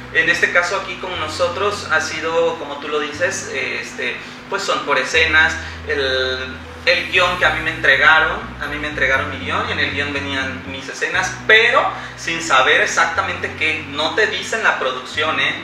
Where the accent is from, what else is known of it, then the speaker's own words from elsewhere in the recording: Veracruz, Mexico; soy veracruzano, 100% jarocho, orgullosamente jarocho